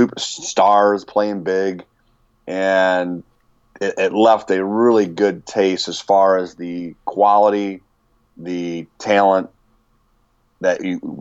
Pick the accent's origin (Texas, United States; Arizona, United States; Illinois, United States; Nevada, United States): Illinois, United States; Chicago; I'm from Chicago area